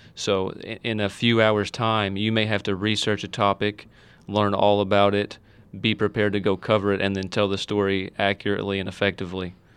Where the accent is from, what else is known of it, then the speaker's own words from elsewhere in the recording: Owensboro, Kentucky, United States; now in Hancock County, United States; I'm from Owensboro, born and raised in Owensboro